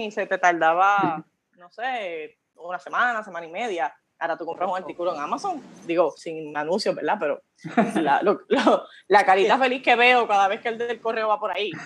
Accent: Coamo, Puerto Rico; yo soy del pueblo de Cuamo, eh, ahora, ¿verdad? Eh, viví en las montañas, en mi bello barrio Pulguillas

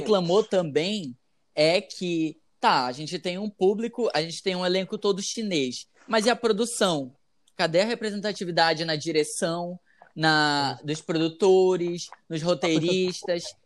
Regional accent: Amazonas, Brazil; aqui da minha terra, do Amazonas

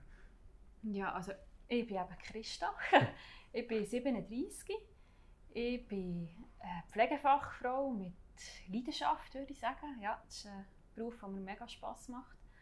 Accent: Thun, Bern, Switzerland; Thun, also in meine Region

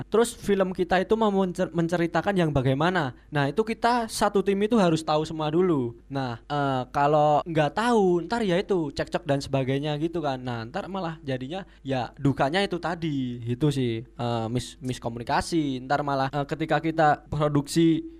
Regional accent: Java, Indonesia; accent: medok Javanese; Karena medok karena Anda orang Jawa gitu. Karena kita kita orang Jawa. Medok banget.

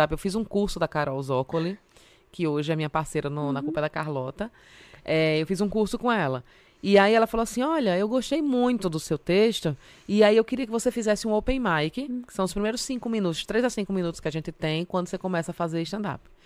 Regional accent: Northeast Region, Brazil; now in São Paulo, Brazil; mas não falo nordestino porque eu sou nordestina. Né? Eu falo que eu sou publicitária, mas já tem um tempo que eu pedi demissão, porque eu acho que combina mais com o nordestino tá desempregada aqui em São Paulo.

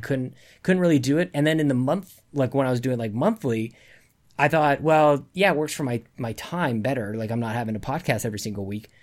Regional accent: Canada; I'm Canadian

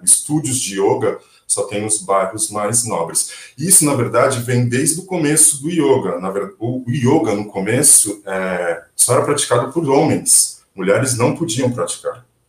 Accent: Brazil; Somos brasileiros

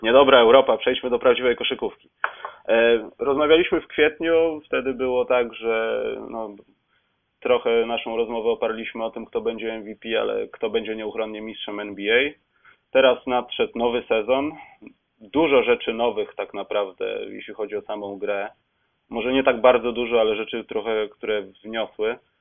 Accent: Poland; jesteśmy z Polski

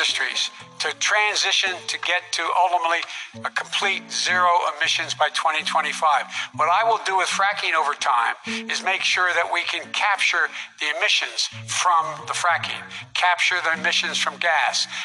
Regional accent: Claymont, Delaware, United States; also born or lived in Scranton, Pennsylvania; I used to live near that when I was growing up in Claymont, Delaware.

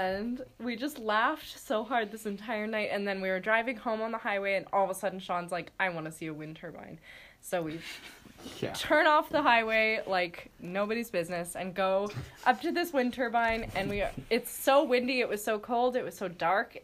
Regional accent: Alberta, Canada; moved away; I'm from Alberta

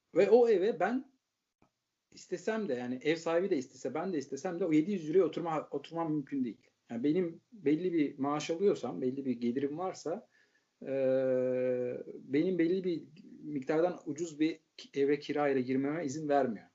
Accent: Turkey; moved away as an adult; now in Netherlands; hepimiz Türkiye'liyiz

